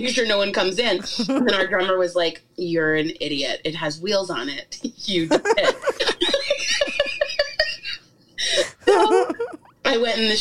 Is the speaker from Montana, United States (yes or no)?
no; New York, United States; we grew up in New York